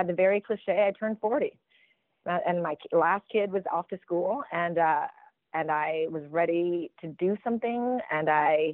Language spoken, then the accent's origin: English; Racine, Wisconsin, United States; moved away as an adult; also born or lived in Philippines; I was born in the Philippines, and we moved to Wisconsin when I was six. In the late 70s, so a time when Racine, my town, wasn't especially diverse, and had a great, you know, middle-class childhood there